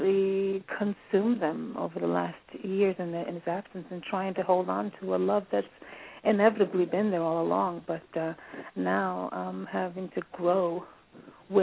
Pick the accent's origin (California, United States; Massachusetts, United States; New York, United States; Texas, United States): New York, United States; New York City; moved away; I'm born and raised in the Bronx